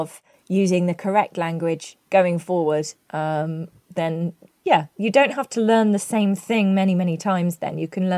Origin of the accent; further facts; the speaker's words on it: United Kingdom; Yeah, that's one hidden benefit of being British.